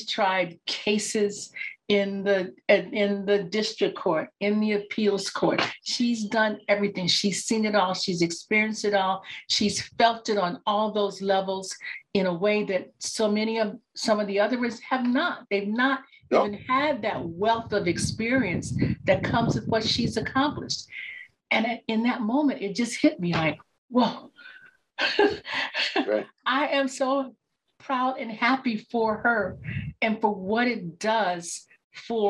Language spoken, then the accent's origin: English; Chicago, Illinois, United States; I grew up in Chicago